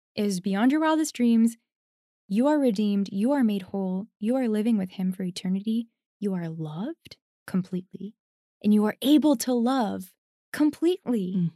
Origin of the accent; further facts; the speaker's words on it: Canada; I'm Canadian